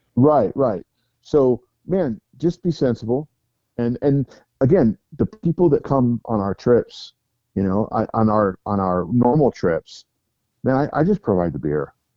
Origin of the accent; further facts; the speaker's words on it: United States; I'm from America